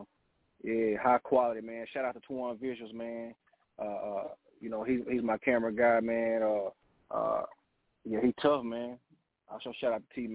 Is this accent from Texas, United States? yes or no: yes; Texas, United States; I'm from Texas